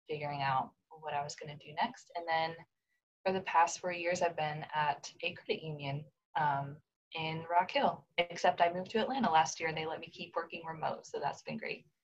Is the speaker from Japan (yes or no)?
yes; Japan; now in United States; I was born here in the States, but I grew up in Japan, where my parents um, used to be missionaries. We moved there to Japan when I was four years old, so I was really young.